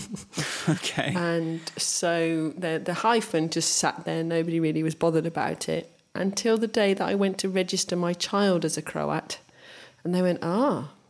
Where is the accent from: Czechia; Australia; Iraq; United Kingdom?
United Kingdom; England; born there; because I was born in England and I have a middle name